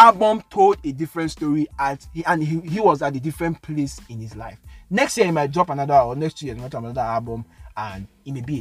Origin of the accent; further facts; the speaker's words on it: United Kingdom; I'm British